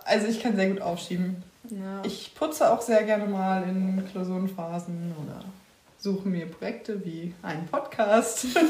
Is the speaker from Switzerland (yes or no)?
no; Witten, North Rhine-Westphalia, Germany; moved away as an adult; now in Bavaria, Germany; ich komme aus dem Pott, aus dem Ruhrgebiet, aus Witten, um genau zu sein